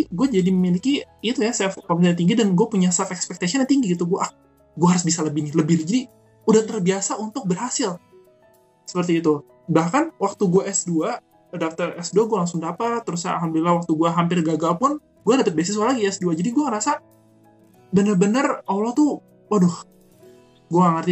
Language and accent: Indonesian; Cirebon, West Java, Indonesia; Axel kata pertama di Cirebon. Jadi kota gue tuh pertama gue masuk dan di Axelnya pun gue grafik gue meningkat.